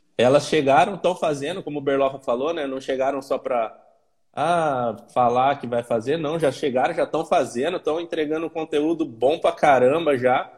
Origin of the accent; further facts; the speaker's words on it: Campinas, São Paulo, Brazil; quem é de Campinas, sou eu